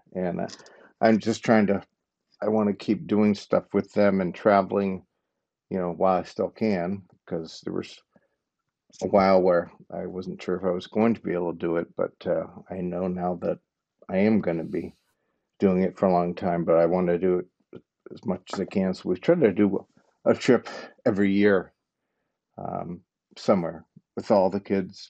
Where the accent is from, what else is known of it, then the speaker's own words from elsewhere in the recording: Cleveland, Ohio, United States; born and raised in Cleveland, Ohio, 55 years old